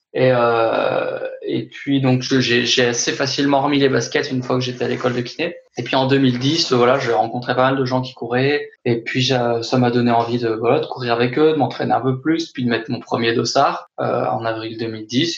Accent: Haute-Savoie, Auvergne-Rhône-Alpes, France; now in Besançon, France; je suis originaire de Haute-Savoie

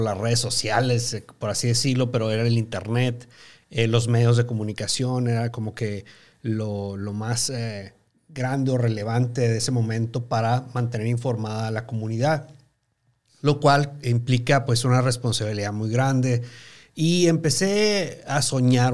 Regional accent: Chihuahua, Mexico; moved away as an adult; also born or lived in Mexico City; Me movieron mis papás a, Chihuahua, Chihuahua, la capital. Y pues ahí este, residí hasta los 21, 22 años de edad.

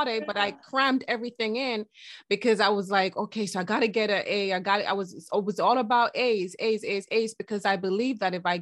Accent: Jamaica; in the Jamaican culture, I'm Jamaican

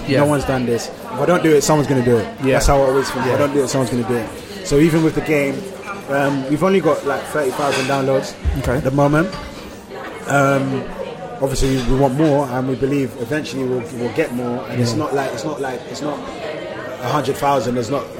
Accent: Nigeria; But I feel like a lot of, you have the people that are protective over forgetting that I'm Nigerian.

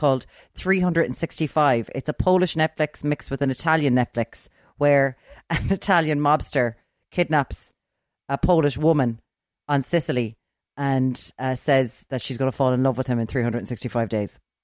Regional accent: Limerick, Munster, Ireland; I'm from Limerick

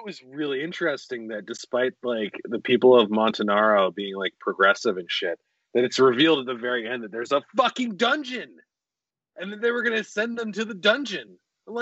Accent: United States; me being an American

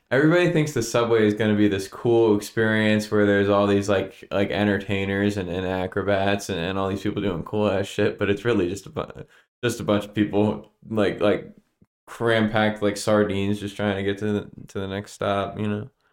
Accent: Stroudsburg, Pennsylvania, United States; moved away; the Poconos, my hometown

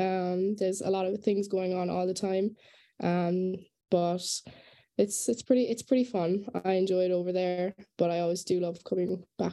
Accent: Douglas, Munster, Ireland; moved away as an adult; now in Miami, United States; I am originally from Douglas in Cork.

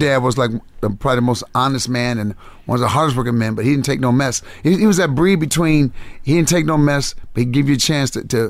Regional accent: Benton Harbor, Michigan, United States; Benton Harbor, Michigan. It's on the west side, closer to Chicago. I was on the Chicago-South Bend border.

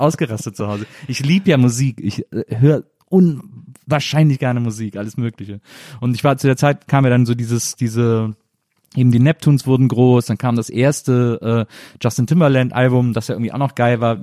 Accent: Rhineland, Germany; Ich komme aus dem Rheinland und ich liebe Kölsch sehr

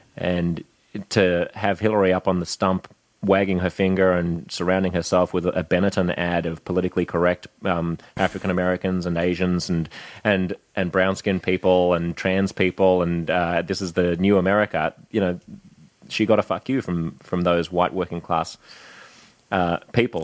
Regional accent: Australia; now in United States; Aussies' ability to be blunt and bullshit-free about things, our ability to talk to each other

